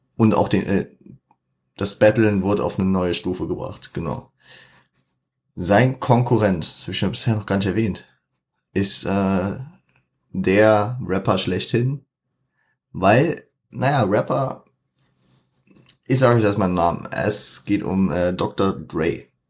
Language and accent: German; Frankfurt, Hesse, Germany; ich bin Frankfurter, 069.